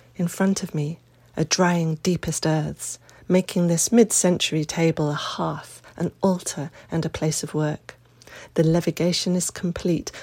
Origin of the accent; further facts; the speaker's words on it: United Kingdom; also born or lived in Dorset; given the aristocratic shenanigans in my home country this weekend. I am five thousand miles away, and happily so. Today I had my first pang of homesickness, after almost three weeks away. Not for Britain